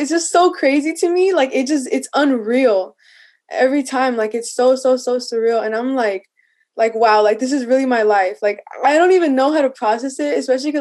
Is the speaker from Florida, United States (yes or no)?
no; El Centro, California, United States; I'm from the Imperial Valley, specifically El Centro, California